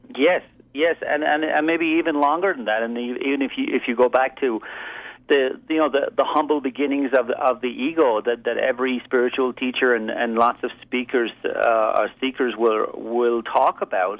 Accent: Ireland; moved away as an adult; also born or lived in East Coast, United States; I'm originally from Ireland. I moved here and spent 17 years living and working basically in the East Coast.

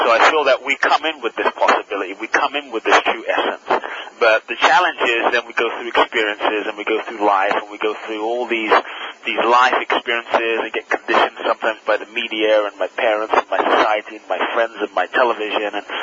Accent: London, United Kingdom; born or raised there; also born or lived in Ghana

